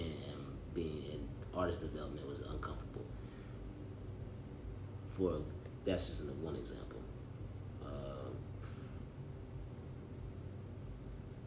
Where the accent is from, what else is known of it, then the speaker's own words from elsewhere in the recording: Johnson City, Tennessee, United States; I am from John City.